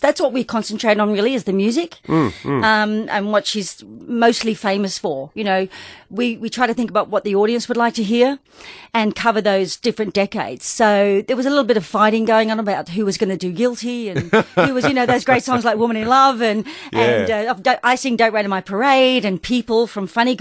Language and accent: English; Australia; also born or lived in England / Adelaide, South Australia / Sydney, New South Wales; they brought the whole family to Australia in 1966, and we landed in Adelaide, and I started school at Elizabeth Park. So I was there for about 5 years, and then we moved on to Sydney